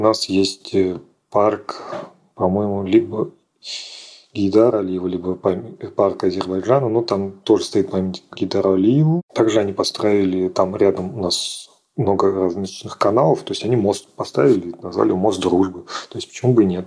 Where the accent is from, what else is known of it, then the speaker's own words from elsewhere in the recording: Oranzhereinoye, Astrakhan Oblast, Russia; also born or lived in Moscow; мое родное село Оранжерейное